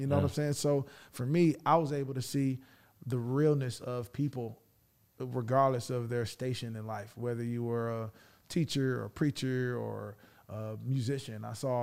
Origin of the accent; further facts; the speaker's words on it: Detroit, Michigan, United States; I'm from Detroit